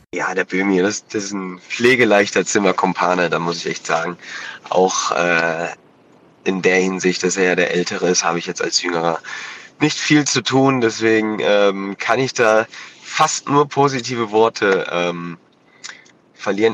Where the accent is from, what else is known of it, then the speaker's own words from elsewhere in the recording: Hanover, Lower Saxony, Germany; moved away as an adult; now in Kassel, Germany; Hannover, weil es meine Heimat ist, sportlich wie familiär